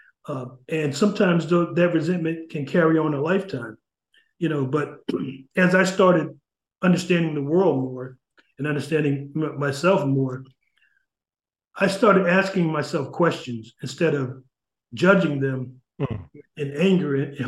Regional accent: New Haven, Connecticut, United States; growing up in New Haven, I grew up, you know, in the projects in Ashland Street

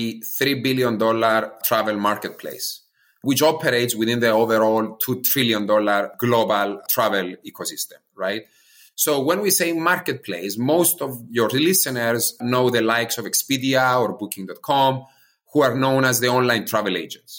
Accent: Cyprus; now in United States; I'm originally from Cyprus, an island close to Greece in the eastern corner of Europe.

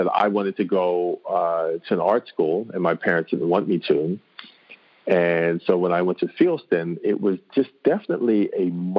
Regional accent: New York City, New York, United States; also born or lived in Harlem; I'm an author illustrator. I was born in Harlem and grew up in Washington Heights, which is the next section up.

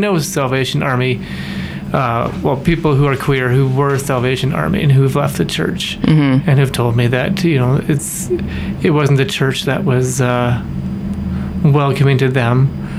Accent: Winnipeg, Manitoba, Canada; I'm from Winnipeg

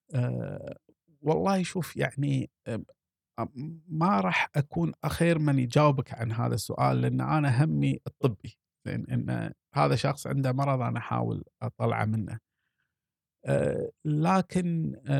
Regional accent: Kuwait; عندنا في الكويت

